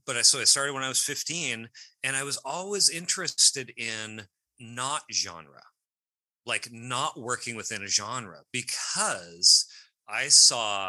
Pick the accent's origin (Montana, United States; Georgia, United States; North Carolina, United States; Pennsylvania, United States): Montana, United States; now in Seattle, United States; I was living in Montana at the time, grew up in Montana, rural Montana.